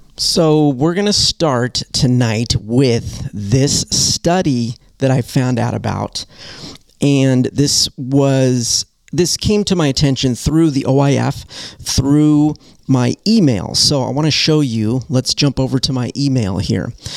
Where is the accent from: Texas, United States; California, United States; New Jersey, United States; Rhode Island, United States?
California, United States; Southern; now in Detroit, United States; I come from Southern California